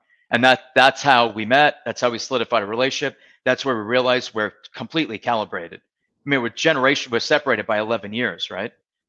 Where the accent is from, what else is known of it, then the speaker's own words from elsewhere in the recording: Marco Island, Florida, United States; I'm from Marco Island, Naples.